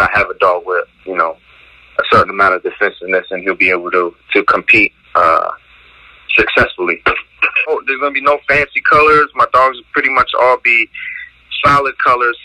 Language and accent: English; Trenton, New Jersey, United States; I'm from Trenton, New Jersey.